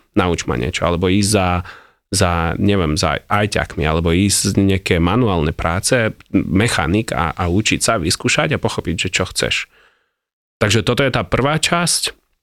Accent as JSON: {"language": "Slovak", "country": "Ukraine", "second_language": "Slovak", "moved": "yes", "lives_now": "Slovakia", "said": "ja som Ukrajinec"}